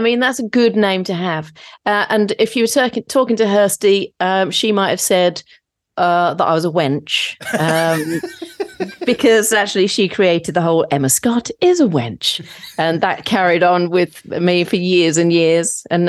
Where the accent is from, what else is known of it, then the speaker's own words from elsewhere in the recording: St Neots, East of England, United Kingdom; I'm from Cambridgeshire, a place called St. Neots